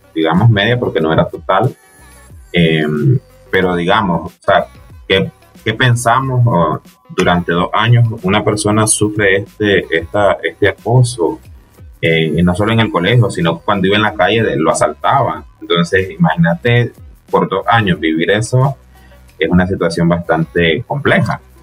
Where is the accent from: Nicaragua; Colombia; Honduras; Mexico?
Nicaragua; moved away; yo soy nicaragüense y tengo un poco de estar acá